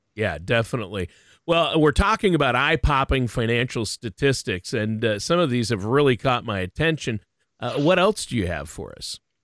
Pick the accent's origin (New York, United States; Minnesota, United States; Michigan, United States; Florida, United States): Minnesota, United States; I'm from Minnesota, which they call the state of hockey.